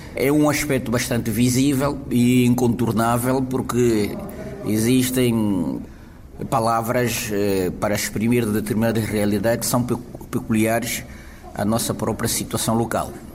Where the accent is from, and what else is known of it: Angola; now in Portugal